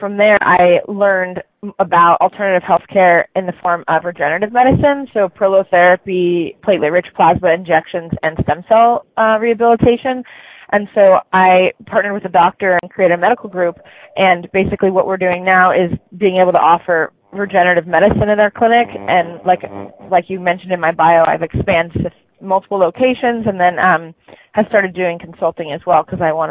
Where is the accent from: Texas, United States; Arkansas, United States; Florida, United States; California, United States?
California, United States; Santa Cruz; I'm from California and Santa Cruz